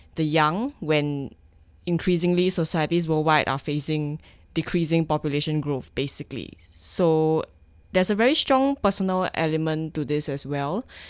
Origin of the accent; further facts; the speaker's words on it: Singapore; moved away as an adult; now in Victoria, Canada; me as a Singaporean citizen